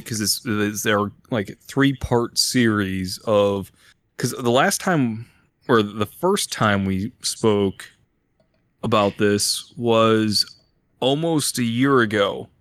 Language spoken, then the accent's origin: English; Illinois, United States; moved away; I'm from Illinois